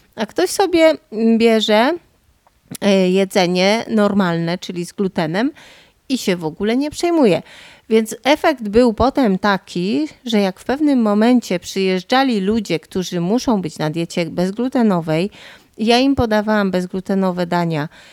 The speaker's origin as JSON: {"language": "Polish", "area": "Podhale", "region": "Lesser Poland", "country": "Poland", "tie": "born or raised there", "accent": "Goral", "said": "godom na co dzień po góralsku, bo tu jakbyście do mnie chcieli jechać, to przyjedziecie na Podhole"}